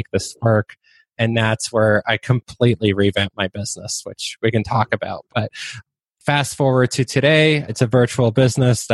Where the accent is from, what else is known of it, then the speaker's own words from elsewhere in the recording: Waterloo, Ontario, Canada; first language Polish; English is a second language; also born or lived in Poland; I grew up in Waterloo, Ontario, which is like Canada's version of Silicon Valley